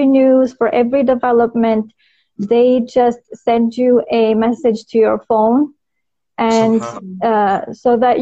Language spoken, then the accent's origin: English; North Macedonia; moved away as an adult; now in Saudi Arabia; Originally, I'm from Macedonia.